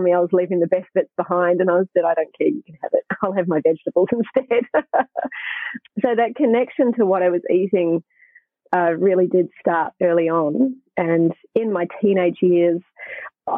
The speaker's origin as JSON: {"language": "English", "town": "Hamilton", "region": "Waikato", "country": "New Zealand", "tie": "born or raised there", "moved": "yes", "lives_now": "Australia", "said": "I grew up in New Zealand, by the way, so I live in Australia now, but I was living in New Zealand in Hamilton"}